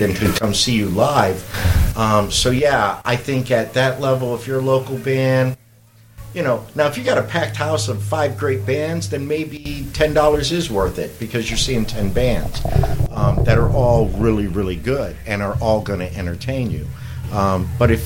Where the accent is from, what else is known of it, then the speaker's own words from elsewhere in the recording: Broken Arrow, Oklahoma, United States; moved away as an adult; now in Akron, United States; I'm originally from Oklahoma myself